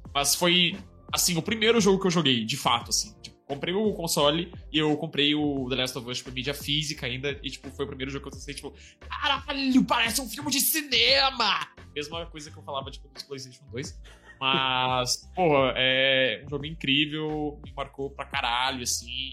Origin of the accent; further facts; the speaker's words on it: Porto Alegre, Rio Grande do Sul, Brazil; now in São Paulo, Brazil; Porto Alegre, que é a minha terra natal